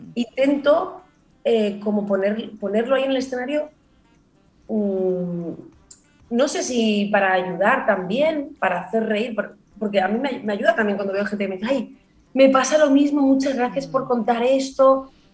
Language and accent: Spanish; Barcelona, Catalonia, Spain; also born or lived in Granada; yo vivo en Barcelona desde que tenía 6 años, pero nací en Granada